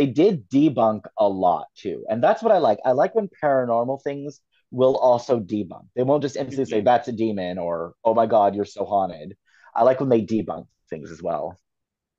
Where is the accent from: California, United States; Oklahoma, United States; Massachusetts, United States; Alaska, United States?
California, United States; Fresno; the Fresno Nightcrawlers, which is my hometown cryptid